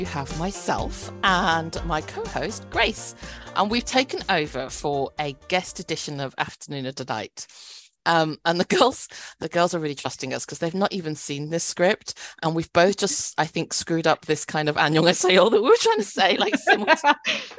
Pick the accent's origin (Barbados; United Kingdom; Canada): United Kingdom; British born, small English market town, England; first language Cantonese; also born or lived in Cambridge; So I'm British born Chinese